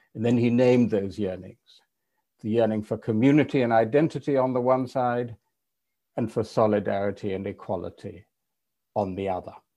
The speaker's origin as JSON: {"language": "English", "region": "England", "country": "United Kingdom", "said": "an English European liberal"}